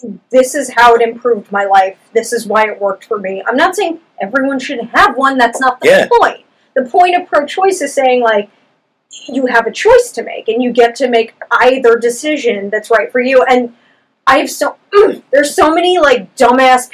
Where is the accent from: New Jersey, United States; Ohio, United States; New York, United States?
New York, United States; I'm the New Yorker